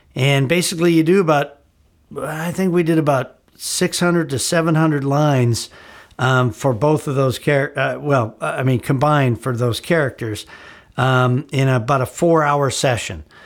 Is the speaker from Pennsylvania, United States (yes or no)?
no; Gurnee, Illinois, United States; moved away as an adult; also born or lived in Chicago, Illinois; now in Los Angeles, United States; I was back in my hometown, my old hometown of Gurnee, Illinois